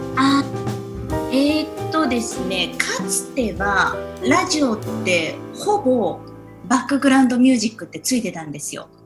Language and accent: Japanese; Saitama, Japan; now in New York, United States; 私埼玉県出身なんですけど